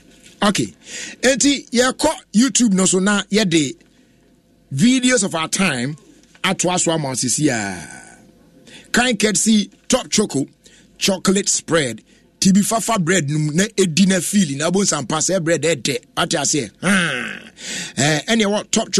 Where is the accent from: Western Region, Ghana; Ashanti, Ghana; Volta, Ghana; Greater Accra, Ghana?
Greater Accra, Ghana; Tema; from Tema, New Town.